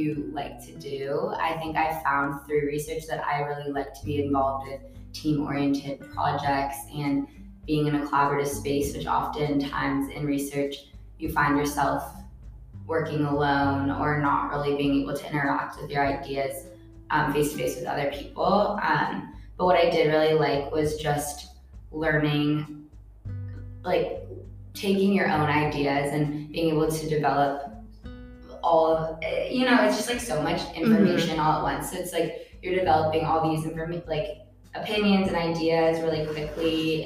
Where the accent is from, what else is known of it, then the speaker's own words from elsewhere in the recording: Seattle, Washington, United States; moved away as an adult; now in Berkeley, United States; I'm originally from Seattle, Washington